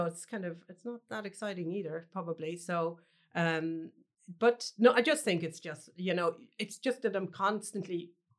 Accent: Cloughjordan, Munster, Ireland; I grew up in Clough Jordan, which is a small village in North Tipperary, we're just outside it.

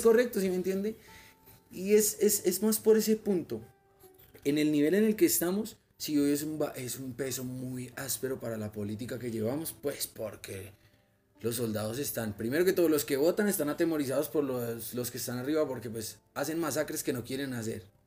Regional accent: Colombia; como colombiano

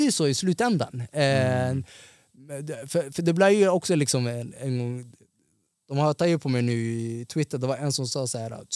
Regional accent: Somalia; now in Sweden; jag är ortgrabb, jag är afrikan, jag är somalier, jag är muslim.

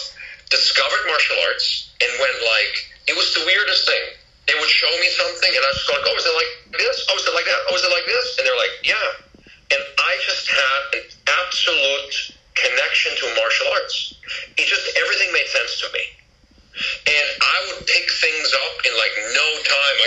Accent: Switzerland; moved away; I'm actually born and raised in Switzerland

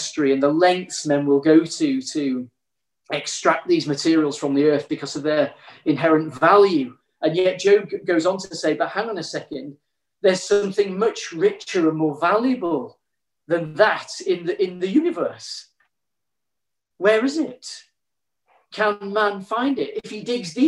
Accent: Yorkshire and the Humber, United Kingdom; growing up in Yorkshire, my grandpa was a miner

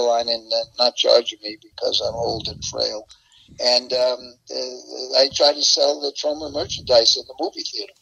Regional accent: New York, United States; here in New York. My hometown

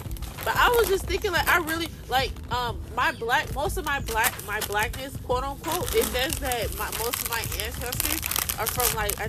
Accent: Chicago, Illinois, United States; Because of my accent, me from Chicago

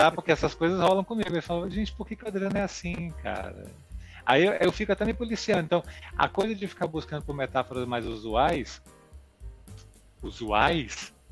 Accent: Brasília, Federal District, Brazil; Como eu sou de Brasília, uhum. o sotaque já vem mais ou menos neutralizado.

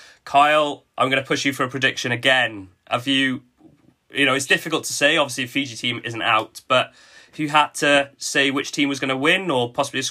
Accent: Welsh, Wales, United Kingdom; I think that shows our slightly pessimistic attitude as Welsh

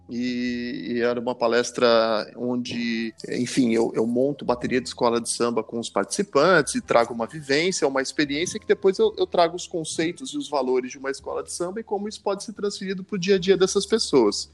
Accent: interior of São Paulo, Brazil; moved away as an adult; now in Lisbon, Portugal; sou do interior de São Paulo, nascido no interior de São Paulo, fui a São Paulo estudar música e me tornei profissional lá

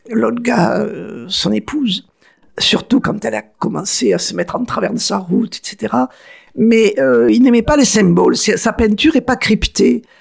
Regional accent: Arles, Provence-Alpes-Côte d'Azur, France; ou dans mon enfance, à Trinquetaille, j'avais encore dans une petite

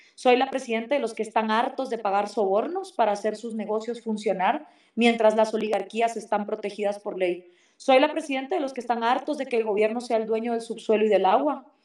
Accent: Guatemala

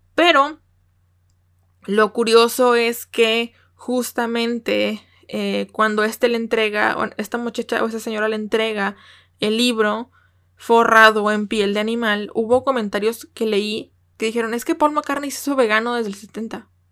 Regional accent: Mexico; como buena mexicana

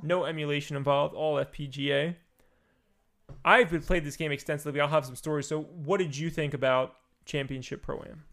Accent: East Coast, United States; I'm from the East Coast.

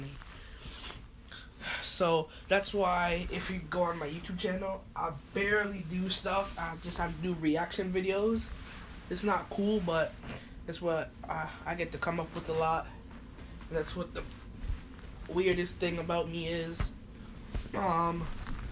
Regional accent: United States; I'm American, but my mom's from Jamaica, my dad's from St. Lucia

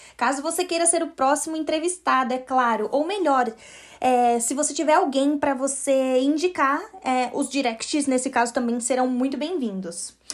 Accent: Brazil; sou brasileira

